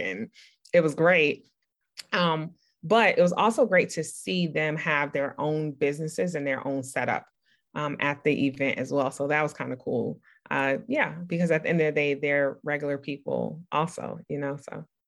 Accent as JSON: {"language": "English", "town": "New York City", "region": "New York", "country": "United States", "tie": "born or raised there", "said": "I grew up in Brooklyn, New York, in the '80s"}